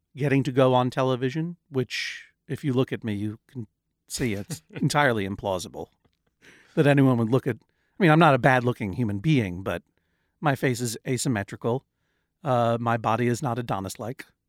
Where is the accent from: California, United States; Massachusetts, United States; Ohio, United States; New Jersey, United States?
Massachusetts, United States; Brookline; now in New York, United States; I'm a person who grew up in Brookline, Massachusetts